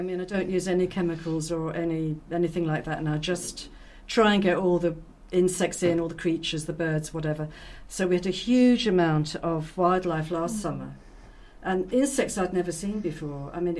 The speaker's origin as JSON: {"language": "English", "region": "London", "country": "United Kingdom", "tie": "born or raised there", "moved": "as an adult", "lives_now": "Roscommon, Ireland", "said": "Yeah, I was born in London. And educated there, and I've been living in Ireland about 30 years now."}